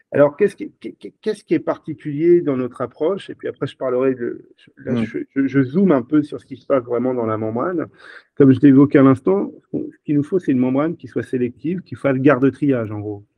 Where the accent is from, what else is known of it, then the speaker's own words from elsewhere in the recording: Brittany, France; On est des Bretons chez Switch Energy